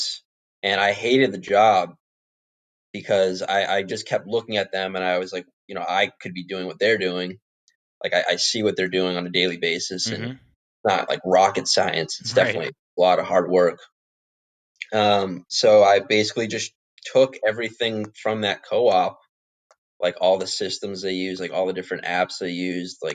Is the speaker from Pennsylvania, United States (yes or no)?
no; Boston, Massachusetts, United States; also born or lived in Cape Cod, Massachusetts / Florida; we're from Boston.